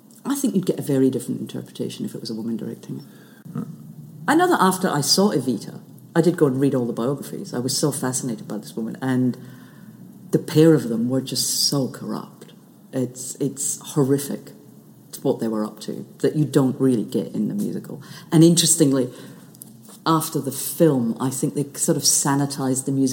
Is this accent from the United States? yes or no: no; Shetland, Scotland, United Kingdom; growing up in Shetland, there was no television.